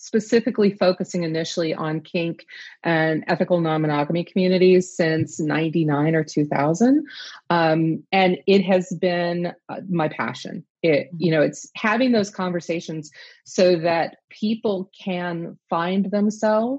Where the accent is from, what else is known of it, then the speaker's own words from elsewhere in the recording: the South, United States; growing up in the South when I did